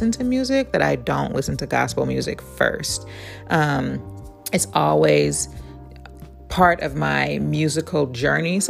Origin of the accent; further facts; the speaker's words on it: Oakland, California, United States; also born or lived in Alameda, California; I'm from East Oakland, and I'm very proud of that. It's a very urban area. Well, it used to be an urban area. With gentrification, it's starting to change. But when I grew up, it was a very urban area